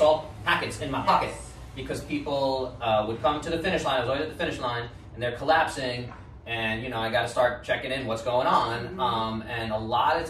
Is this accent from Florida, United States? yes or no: no; New York City, New York, United States; I'm from New York City where the tap water is considered one of the best in the world